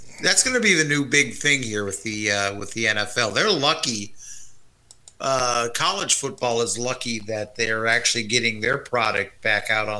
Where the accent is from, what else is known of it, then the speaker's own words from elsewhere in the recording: Kansas City, United States; I was born in Kansas City